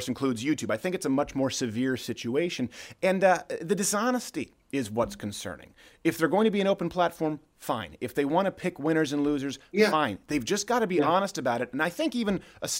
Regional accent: Canada; moved away; I was raised in Canada.

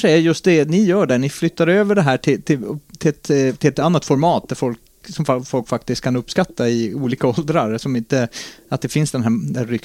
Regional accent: Norrbotten County, Sweden; jag har ju en del favoritsändningar som jag hörde när jag var barn från Norrbottensradion.

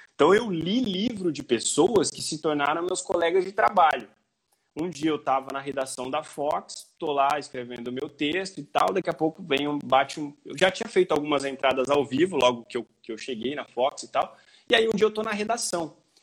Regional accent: Paraguaçu Paulista, São Paulo, Brazil; also born or lived in Assis / Marília; Paraguaçu Paulista é a minha cidade natal

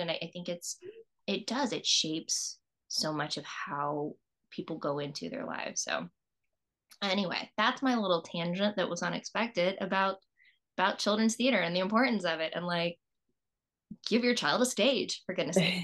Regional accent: East Coast, United States; moved away; also born or lived in Virginia; I grew up on the East Coast

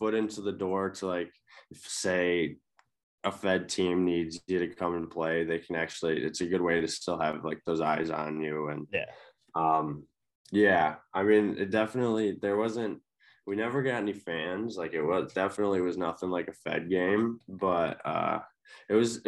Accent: Kalamazoo, Michigan, United States; the Kalamazoo K-Wings were a mile down the road from our house growing up.

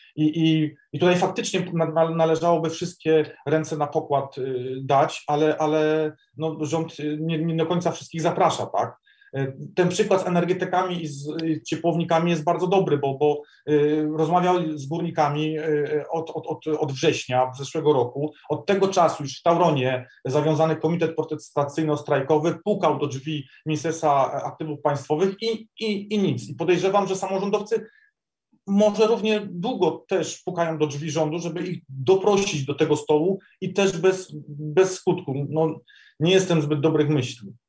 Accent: Silesian Voivodeship, Poland; u nas, na Śląsku

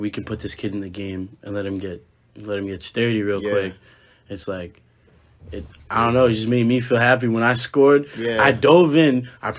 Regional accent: Swampscott, Massachusetts, United States; So, I'm from Swampscott, Massachusetts.

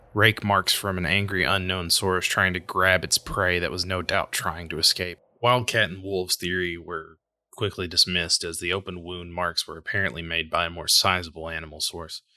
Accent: Whitesburg, Kentucky, United States; in my hometown of Whitesburg, Kentucky

